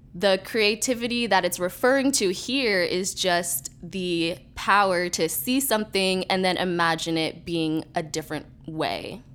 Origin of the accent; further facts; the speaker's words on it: New York City, New York, United States; I am a filmmaker from New York City